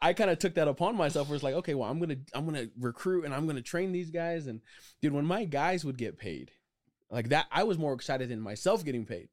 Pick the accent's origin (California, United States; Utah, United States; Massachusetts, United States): Utah, United States; Provo; also born or lived in Orem, Utah / Pleasant Grove, Utah; I grew up in Provo, Utah